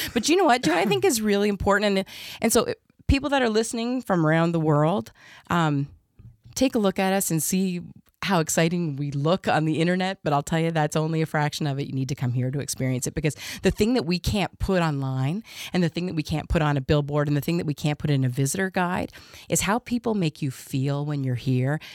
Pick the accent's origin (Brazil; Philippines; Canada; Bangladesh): Canada; Southern Ontario; also born or lived in Nova Scotia / Kitchener / Oshawa / Limehouse; now in Saint John, Canada; I was born in Nova Scotia, raised in Southern Ontario in places like Kitchener and Oshawa and then in Limehouse